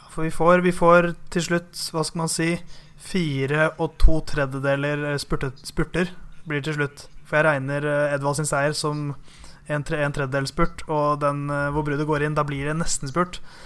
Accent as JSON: {"language": "Norwegian", "country": "Norway"}